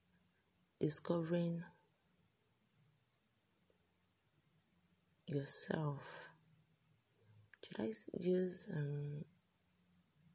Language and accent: English; Nigeria; I'm a Nigerian